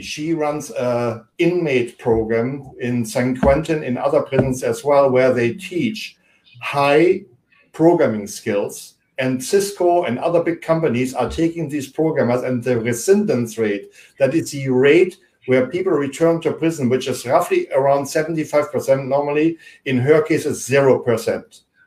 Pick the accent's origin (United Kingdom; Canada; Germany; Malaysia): Germany; English is a second language; now in United States; I grew up in Germany